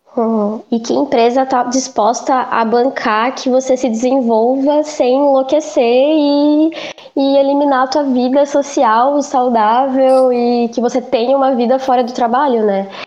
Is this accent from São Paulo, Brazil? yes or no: yes; interior of São Paulo, Brazil; moved away as an adult; now in Florianópolis, Brazil; eu sou do interior de São Paulo. É, eu vim para Floripa em 2015 fazer psicologia na Federal